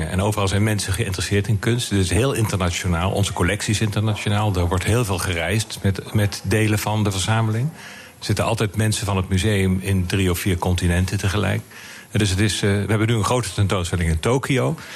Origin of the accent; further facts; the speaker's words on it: Limburg, Netherlands; also born or lived in Amsterdam / Utrecht; now in Rotterdam, Netherlands; …, je bent geen Rotterdammer. Ik ben Limburger. Ja. En ik heb veel door het hele land gereisd. Mijn vader die, die was op een gegeven moment klaar in Limburg, omdat de mijnen dicht Dus we hebben in Amsterdam gewoond, Utrecht heb ik gestudeerd.